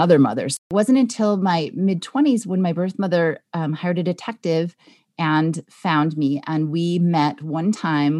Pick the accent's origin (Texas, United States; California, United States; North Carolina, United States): California, United States; Los Angeles; I was born in California in Los Angeles, so I was somewhere in Los Angeles